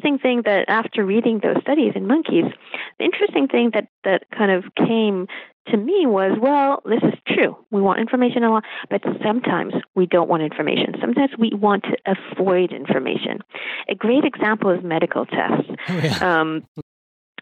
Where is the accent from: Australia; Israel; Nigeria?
Israel; moved away as an adult; also born or lived in United States; I grew up in Israel